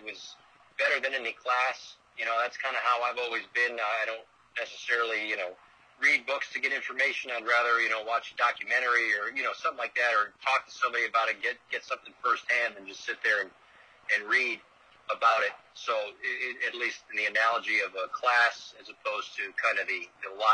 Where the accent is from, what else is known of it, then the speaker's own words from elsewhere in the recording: Bristol, Connecticut, United States; moved away; I grew up in Bristol, Connecticut